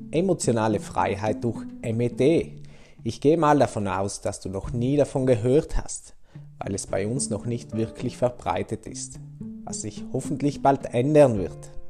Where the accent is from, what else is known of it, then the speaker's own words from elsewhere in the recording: St. Lorenzen, Trentino-Alto Adige, Italy; also born or lived in Brixen; now in Bruneck, Italy; Ich bin am 21.01.92 in Brixen geboren. Aufgewachsen bin ich in St. Lorenzen. Momentan wohne ich in Bruneck